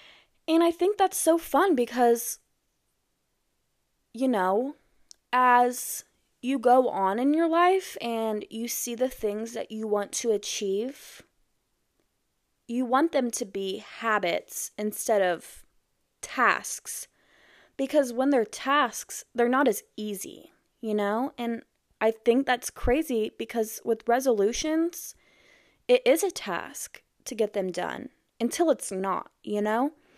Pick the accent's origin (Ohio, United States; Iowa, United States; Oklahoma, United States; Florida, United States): Iowa, United States; born there; also born or lived in Texas / New Mexico / Arkansas; now in Missouri, United States; I was born in Iowa, and then I moved to Texas, the DFW area, and then I moved to New Mexico, then moved back to DFW, then to Arkansas, and now I'm in Missouri.